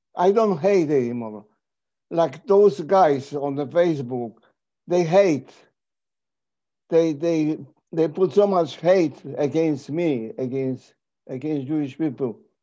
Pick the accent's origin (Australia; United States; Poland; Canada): Poland; Kraków, Lesser Poland; I was born in Krakow uh, 95 years ago